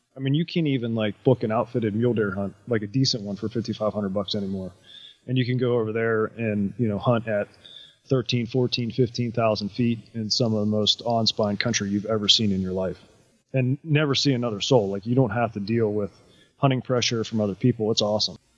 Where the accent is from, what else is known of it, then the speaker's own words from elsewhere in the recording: East Coast, United States; growing up on the East Coast